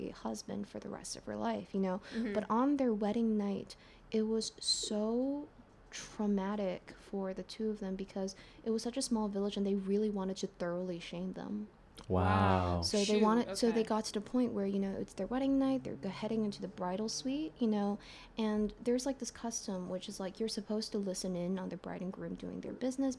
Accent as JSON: {"language": "English", "country": "United States", "tie": "born or raised there", "also_born_or_lived": "China", "said": "growing up in America"}